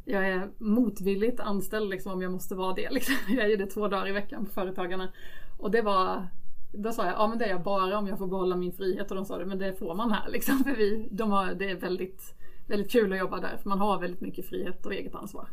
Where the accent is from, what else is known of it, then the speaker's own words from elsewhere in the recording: Småland, Sweden; accent: Småländska; Småländsk som ni hör. Eh, jag växte upp i Småland i en trygg liten